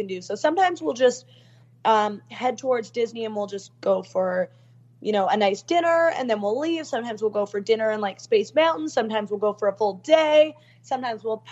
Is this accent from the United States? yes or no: no; Canada; I'm from Canada